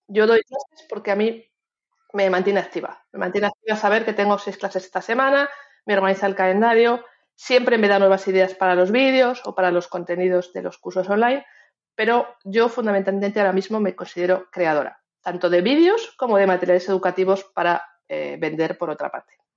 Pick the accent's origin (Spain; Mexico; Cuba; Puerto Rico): Spain; todos los que somos como nosotros, tú y yo, españoles